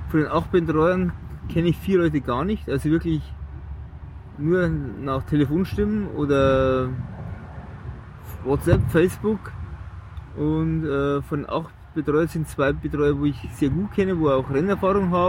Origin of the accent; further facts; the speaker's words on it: Pösing, Bavaria, Germany; Bei, nee, von Regensburg, von meiner Heimat, mhm. Püsing. So 50 Kilometer von äh, Regensburg entfernt sind wir losgefahren